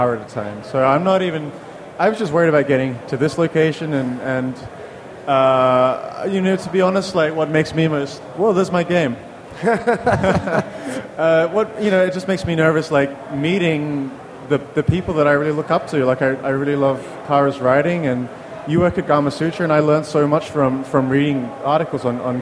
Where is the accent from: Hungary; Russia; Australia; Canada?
Australia; moved away; also born or lived in China / London, United Kingdom; I'm from originally from Australia